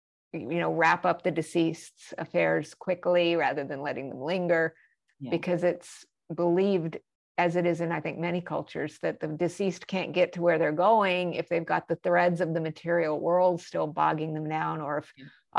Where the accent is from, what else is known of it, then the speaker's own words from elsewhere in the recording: Albuquerque, New Mexico, United States; I grew up in Albuquerque, New Mexico. A lot of people go, Mexico? No, it's New Mexico. It's a state.